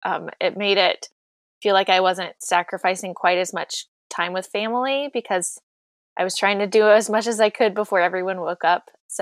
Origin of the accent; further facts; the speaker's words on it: North Carolina, United States; moved away as an adult; also born or lived in Florida; I am a pastor, a mom in North Carolina. I grew up in North Carolina, and after living in Florida for a couple of years, I'm happy to be back.